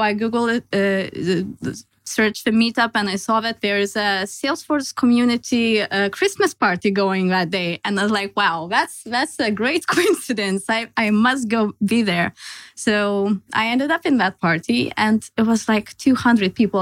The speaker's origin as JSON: {"language": "English", "country": "Lithuania", "also_born_or_lived": "Denmark", "moved": "as an adult", "lives_now": "Copenhagen, Denmark", "said": "I'm originally Lithuanian, and I moved to Denmark five years ago for my studies"}